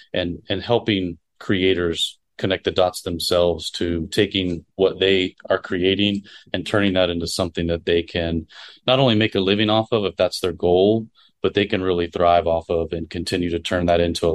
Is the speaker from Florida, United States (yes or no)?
yes; Florida, United States; moved away; I grew up in Florida